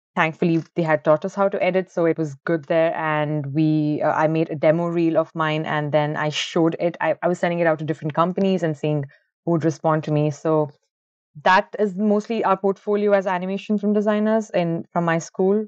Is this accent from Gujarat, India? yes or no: no; Bangalore, Karnataka, India; moved away as an adult; also born or lived in Ahmedabad; now in Ireland; originally, I am from Bangalore. It's the I T capital of India, and I've been born and brought up over there